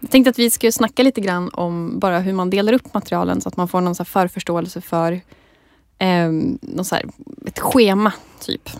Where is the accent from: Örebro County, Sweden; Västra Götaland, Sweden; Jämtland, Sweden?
Jämtland, Sweden; Jag är också från Jämtland